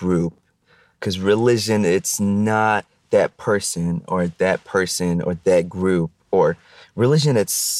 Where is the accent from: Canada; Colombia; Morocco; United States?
Morocco; Casablanca, Casablanca-Settat; I was born and raised in Morocco, exactly in Casablanca.